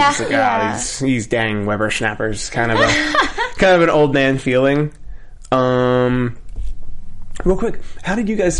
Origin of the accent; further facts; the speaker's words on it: Philadelphia, Pennsylvania, United States; I grew up in Philadelphia